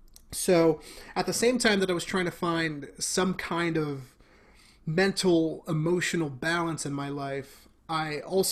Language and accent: English; Bronx, New York, United States; being born and raised in the Bronx, I am Mexican and Dominican. So my parents met in the Bronx.